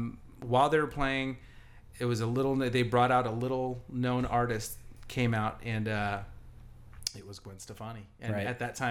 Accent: Southern California, United States; I grew up in Southern California

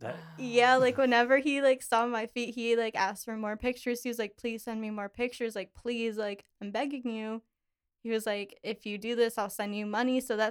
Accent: Pittsburgh, Pennsylvania, United States; now in Lancaster, United States; I am 23. I'm originally from Pittsburgh and I live in Lancaster.

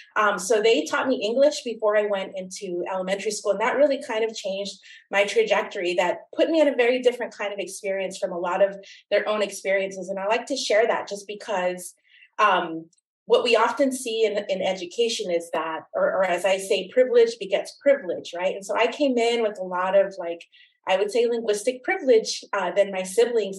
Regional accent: Oxnard, California, United States; I'm originally from Oxnard, California, um, which is southern, just an hour north of Los Angeles along the coast, very much an agricultural community, particularly when I was growing up

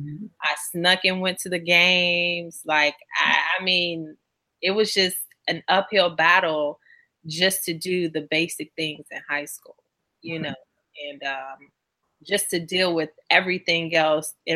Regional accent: Chicago, Illinois, United States; growing up in Chicago

